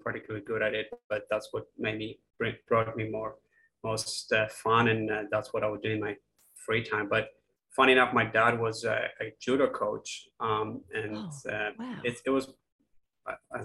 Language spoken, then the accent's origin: English; Masovian Voivodeship, Poland; English is a second language; moved away as an adult; also born or lived in United Kingdom / Canada; now in Tasmania, Australia; I grew up in Poland in a small village an hour away from Warsaw.